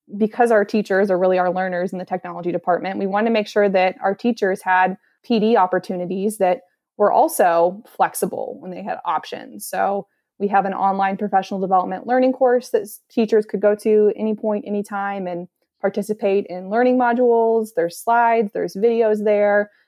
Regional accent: Columbus, Indiana, United States; So, I am from Columbus, Indiana.

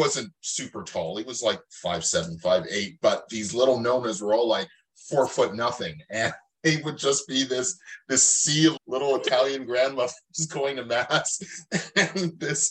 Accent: Mississauga, Ontario, Canada; now in Toronto, Canada; I was born just outside of Toronto in a city called Mississauga. Spent a good 20 years there

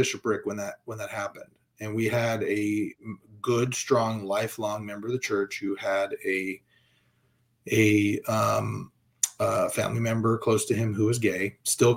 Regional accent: California, United States; I'm from California, right? I lived here during Proposition 8

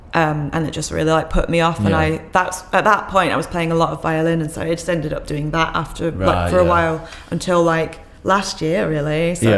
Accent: South East England, United Kingdom

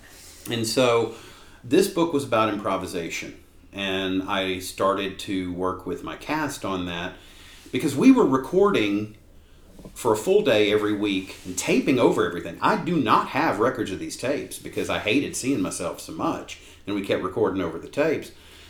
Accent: Jackson, Mississippi, United States; born there; Actually, yeah, I was born in Jackson, Mississippi. My mom and dad, they moved around a fair bit.

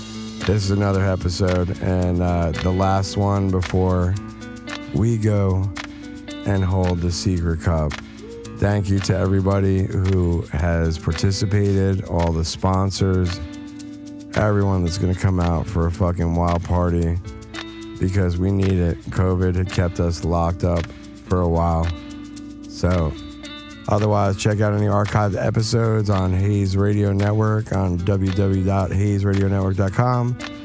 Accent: New York, United States; moved away; also born or lived in West Coast; I grew up in New York, so I was on the East Coast for a good portion of my life, and then was on the West Coast, for a good portion of my life.

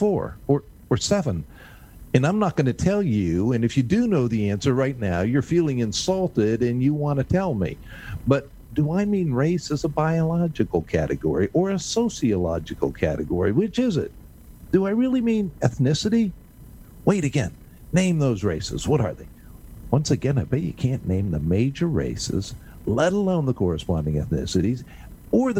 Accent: United States; As an American

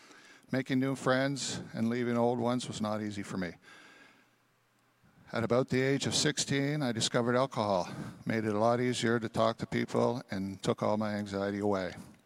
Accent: Thunder Bay, Ontario, Canada; born there; I was born in Thunder Bay, Ontario, into a loving Christian family. My father was an RCMP officer, and we moved around a lot for his job.

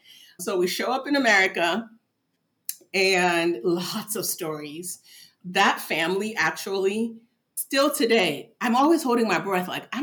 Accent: Midwest, United States; also born or lived in Nigeria; So I was born in the States and then we moved to Nigeria when I was about 2 years old. And then 8-9 years later, we moved back to the US, to Midwestern USA, which was very interesting.

